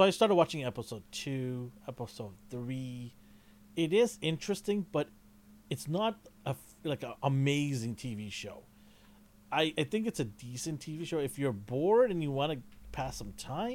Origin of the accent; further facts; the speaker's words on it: Canada; I'm Canadian